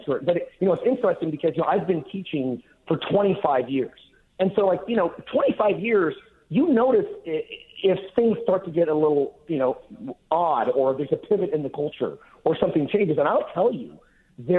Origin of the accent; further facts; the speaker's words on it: Bakersfield, California, United States; I'm from Bakersfield, California